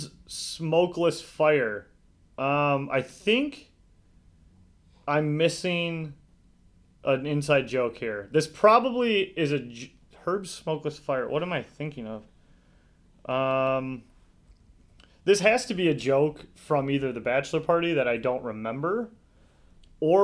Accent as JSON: {"language": "English", "town": "Detroit", "region": "Michigan", "country": "United States", "tie": "born or raised there", "said": "grew up East Side Detroit."}